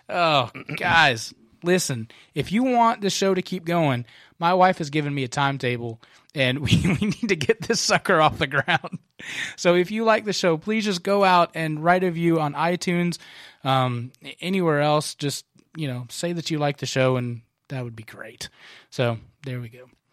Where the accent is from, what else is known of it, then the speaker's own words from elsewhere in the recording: Kentucky, United States; now in Concord, United States; my home state of Kentucky